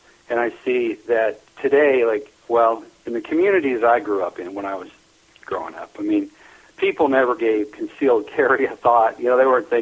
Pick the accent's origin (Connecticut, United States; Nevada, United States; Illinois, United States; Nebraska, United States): Nebraska, United States; Neely; I was born and raised in Neely, Nebraska, up in northeast Nebraska